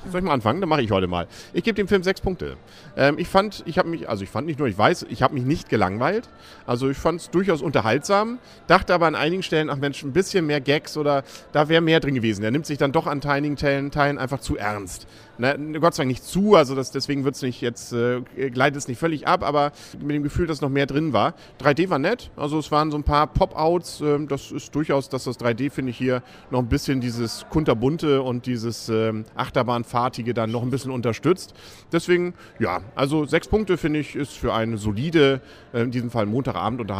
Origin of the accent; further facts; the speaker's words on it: Germany; vielleicht liegt es auch so ein bisschen daran, so als, als Deutscher, dieses Hänsel und Gretel klingt nochmal besonders irgendwie spießig, oder?